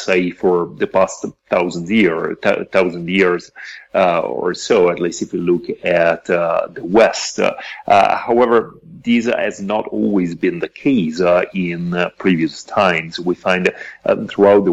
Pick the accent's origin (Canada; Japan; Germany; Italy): Italy; moved away as an adult; now in Mexico; I'm originally from Italy, but I've been living and working in Mexico for the past 7 years